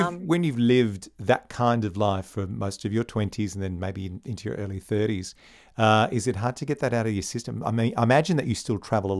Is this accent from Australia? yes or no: yes; Bundaberg, Queensland, Australia; I'm a country boy. I grew up in Bundaberg.